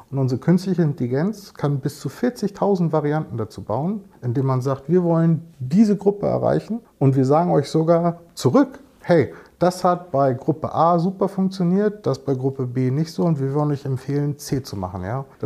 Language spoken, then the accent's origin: German; United States; Und erst recht nicht in Englisch eigentlich bin ich ja Amerikaner.